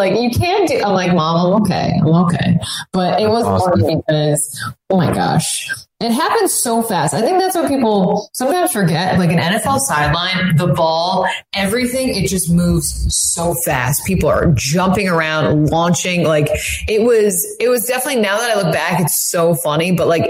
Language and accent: English; Saratoga Springs, New York, United States; So I grew up outside of Albany in Saratoga, and My parents are actually from Massachusetts, but they decided to move to Saratoga